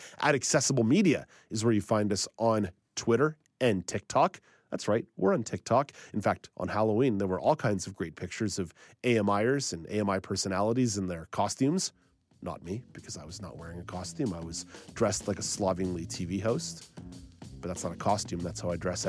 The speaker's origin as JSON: {"language": "English", "region": "Quebec", "country": "Canada", "tie": "born or raised there", "said": "When I grew up in Quebec, we did not do that at my schools."}